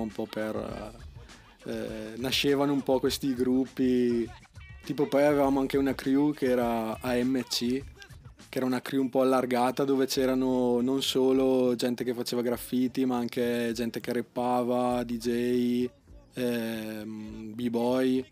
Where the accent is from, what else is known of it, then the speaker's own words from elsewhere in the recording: Bagnolo Mella, Lombardy, Italy; Di Brescia, anzi sono di Bagnolo